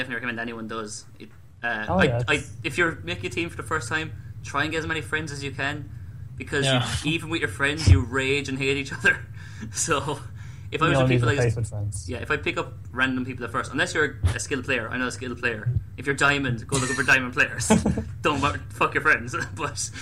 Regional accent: Ireland; now in United Kingdom; a guy who's Irish and lives in the UK

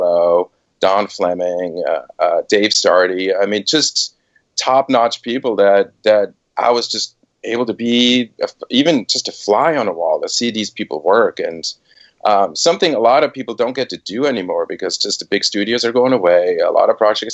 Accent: Switzerland; moved away as an adult; also born or lived in Boston / New York / San Francisco Bay Area; I was born and raised in Switzerland

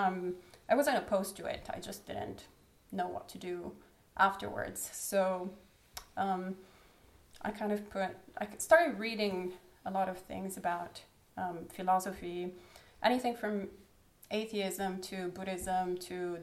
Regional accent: Italy; I was born in Italy, so the land of the Pope

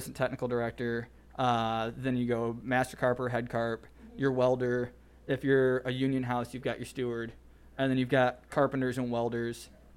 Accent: Elkhart, Indiana, United States; also born or lived in Terre Haute, Indiana; my hometown, Elkhart, Indiana

